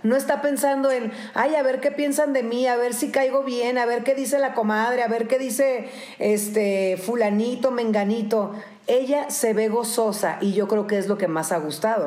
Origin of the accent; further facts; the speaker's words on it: Baja California, Mexico; also born or lived in Tijuana; Yo, yo tengo 46 años y eh, somos de Baja California